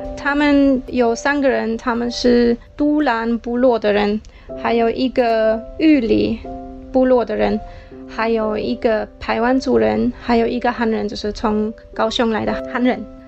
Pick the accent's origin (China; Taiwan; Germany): Germany; Chinese is a second language; moved away; 我是从德国来的